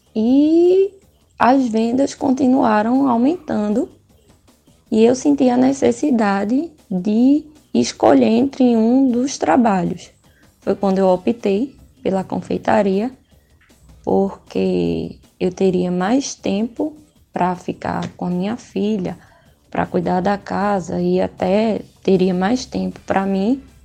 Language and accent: Portuguese; Sertânia, Pernambuco, Brazil; eu sou de Sertânia